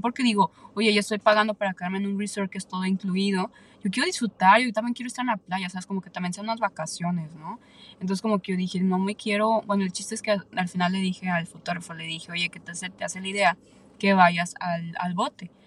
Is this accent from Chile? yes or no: no; Aguascalientes, Mexico; now in San Antonio, United States; yo soy de México, entonces claramente casi toda mi familia vive allá en México, yo soy de Aguascalientes